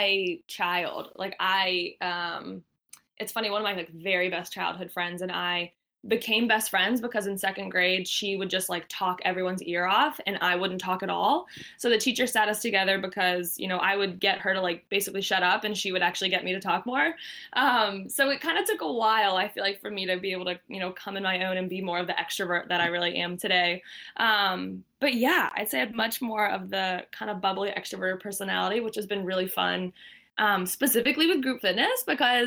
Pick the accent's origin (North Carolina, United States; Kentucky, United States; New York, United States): North Carolina, United States; Asheville; moved away as an adult; also born or lived in Wilmington, North Carolina; now in Boston, United States; I grew up in Asheville, North Carolina, in the mountains.